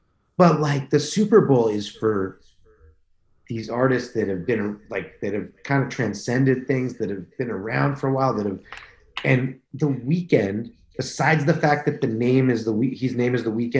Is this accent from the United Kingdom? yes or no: no; Canada; we're both homeless, like, and we're both Canadian, and we're both black.